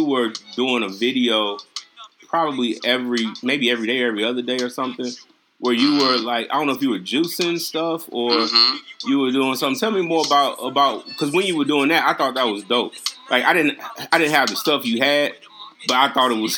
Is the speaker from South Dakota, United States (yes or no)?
no; St. Louis, Missouri, United States; I'm from St. Louis